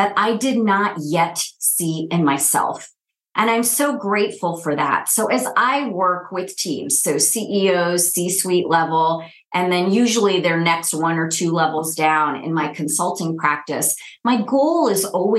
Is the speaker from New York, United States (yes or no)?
yes; upstate New York, United States; moved away as an adult; also born or lived in Texas / Minneapolis; now in Kansas City, United States; a painfully shy, first generation Indian girl to immigrant parents growing up in upstate New York